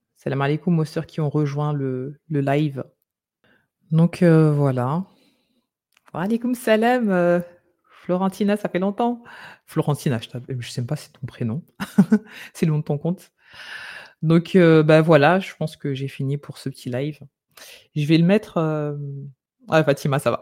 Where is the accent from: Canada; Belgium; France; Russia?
France; on vient de France